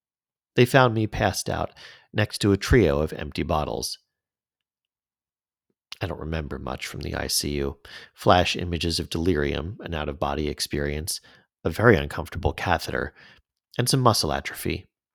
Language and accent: English; Canada; As a Canadian abroad, I worked as an editor for 2 Israeli regional magazines